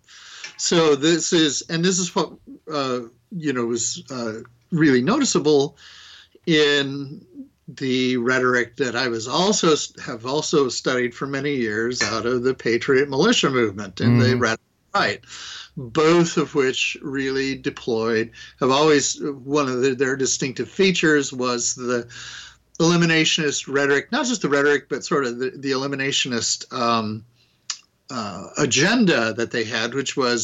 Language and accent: English; Idaho, United States; I grew up in the West, in the interior West. I'm from Idaho